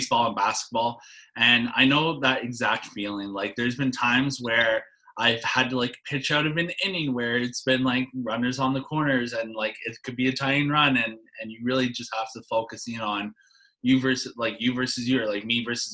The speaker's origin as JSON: {"language": "English", "country": "Canada", "said": "I'm a Canadian"}